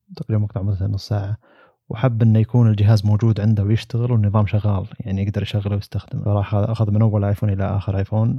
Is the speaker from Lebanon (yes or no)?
no; Saudi Arabia; هنا عندنا في السعودية